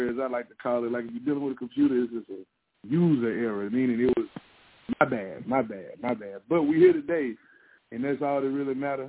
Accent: West Tennessee, United States; moved away as an adult; now in Nashville, United States; I'm from West Tennessee originally. I've been here in the Nashville area almost 3 years

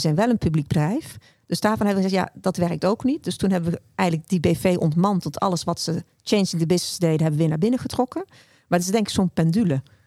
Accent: North Brabant, Netherlands; Ik ben zelf een Brabander

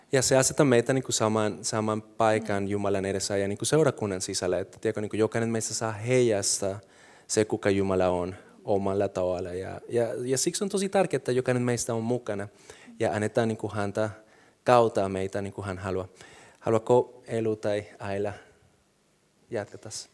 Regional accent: Colombia; now in Finland; mulla on nyt kansallisuus, mä oon suomalainen, silti mä oon kolumbialainen, se on mun tausta

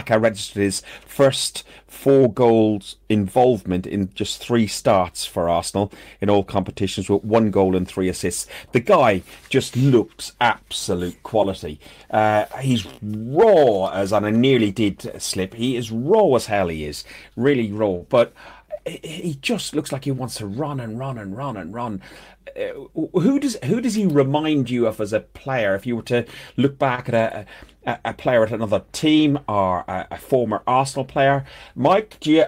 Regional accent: Athlone, Leinster, Ireland; my hometown is Athlone Town in Ireland.

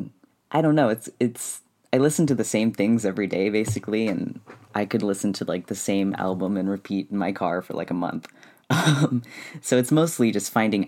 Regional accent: California, United States; I am from California, but I go to Arizona online

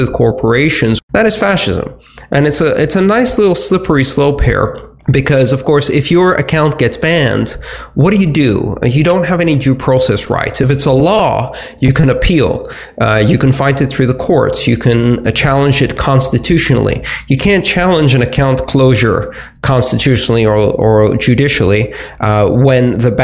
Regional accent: Greece; moved away; where I grew up in Greece

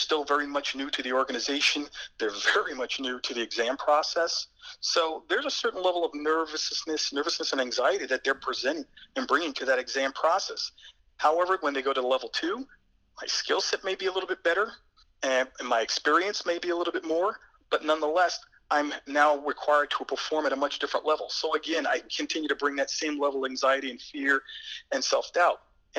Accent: East Coast, United States; I am from the East Coast, and obviously these tryouts are held out west with altitudes that are well exceeding 10,000 feet.

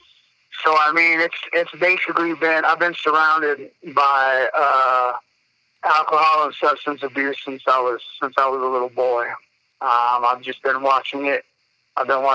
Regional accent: Denver, Colorado, United States; also born or lived in Missouri; I grew up in South Denver, watching my parents fight

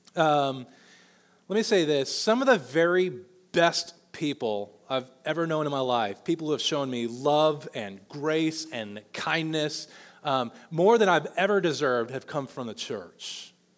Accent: Olathe, Kansas, United States; I know Johnson County because I grew up in Olathe.

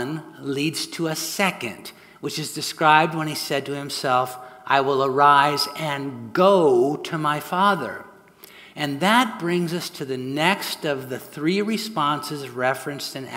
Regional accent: Southern California, United States; moved away as an adult; also born or lived in San Francisco Bay Area; My wife, Sue, and I grew up here in Southern California, but spent the last 40 years up north pastoring in the San Francisco Bay Area

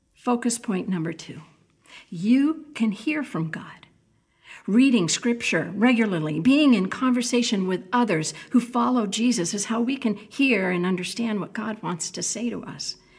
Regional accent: New England, United States; moved away as an adult; growing up in New England

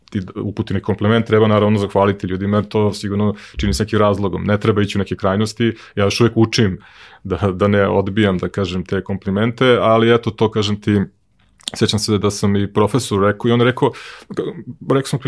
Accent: Serbia; ja sam poslednji Srbin koji je otkrio Netflix i HBO

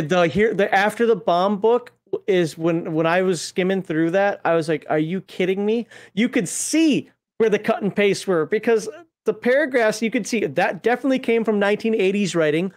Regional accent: Minnesota, United States; I'm from Minnesota

